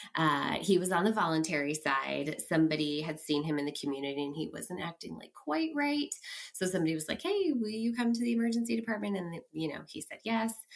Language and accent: English; Bay Area, California, United States; moved away as an adult; also born or lived in San Francisco; now in Portland, United States; I'm originally from the Bay Area